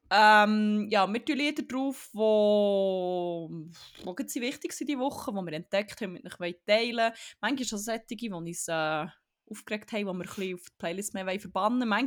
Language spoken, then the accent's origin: German; Germany; Ich weiss, wir sind Zürcher und ich bin Deutsch.